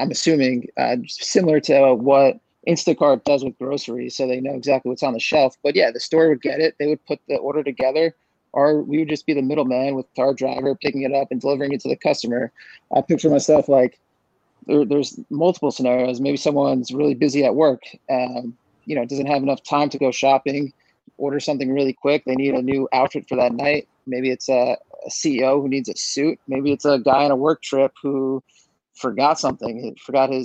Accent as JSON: {"language": "English", "region": "New Jersey", "country": "United States", "tie": "born or raised there", "said": "I'm just from Central Jersey. I'm like 45 minutes from New York City. I grew up and about 30 minutes from the shore"}